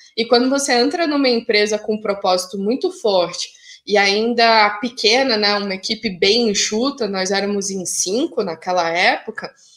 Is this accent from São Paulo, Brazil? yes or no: no; Curitiba, Paraná, Brazil; sou curitibana